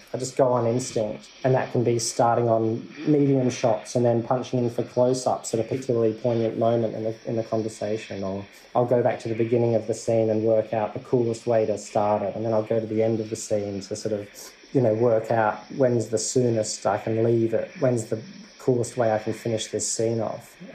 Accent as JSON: {"language": "English", "region": "South Australia", "country": "Australia", "said": "I'm from South Australia."}